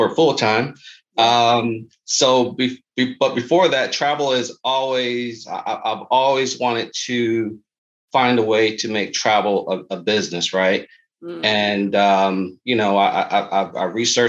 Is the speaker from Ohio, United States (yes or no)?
no; Syracuse, New York, United States; moved away; We are originally from Syracuse, New York